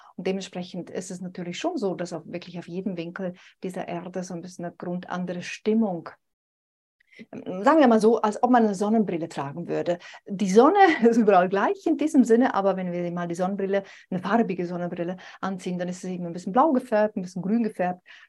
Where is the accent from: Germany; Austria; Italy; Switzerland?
Switzerland; mich als Schweizerin, ne, dass es manchmal für uns Schweizer schwierig ist